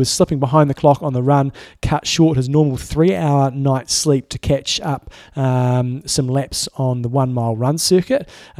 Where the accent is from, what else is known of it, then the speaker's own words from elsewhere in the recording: Allentown, Pennsylvania, United States; So I'm from Allentown, Pennsylvania.